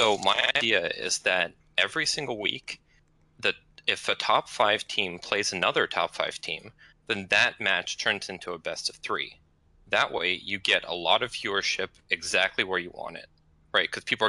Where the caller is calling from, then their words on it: Corvallis, Oregon, United States; I'm calling from Corvallis, Oregon.